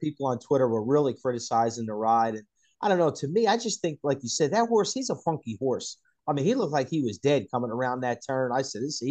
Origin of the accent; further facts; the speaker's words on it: New Jersey, United States; accent: Jersey; My jersey accent